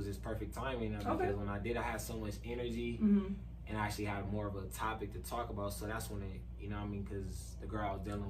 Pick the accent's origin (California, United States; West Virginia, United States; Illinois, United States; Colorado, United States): California, United States; Victorville; also born or lived in Pomona / San Bernardino / Rialto; I'm from Victorville, California.